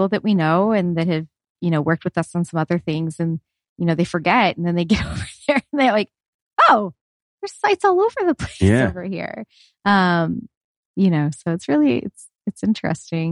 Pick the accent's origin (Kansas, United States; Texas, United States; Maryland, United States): Texas, United States; Houston; moved away as an adult; also born or lived in Pensacola, Florida; now in New Mexico, United States; I grew up in Houston and we grew up vacationing in Perdido Key